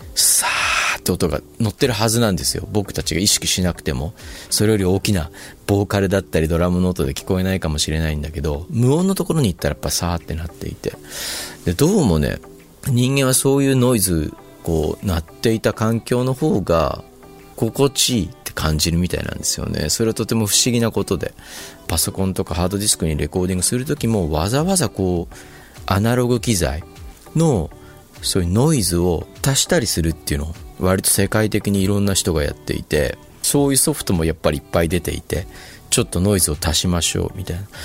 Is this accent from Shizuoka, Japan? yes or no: yes; Shizuoka, Japan; 僕田舎の出身だったんで